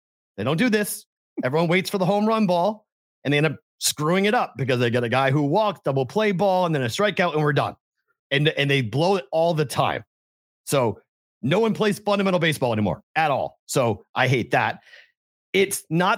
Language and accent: English; Boston, Massachusetts, United States; I'm from Boston.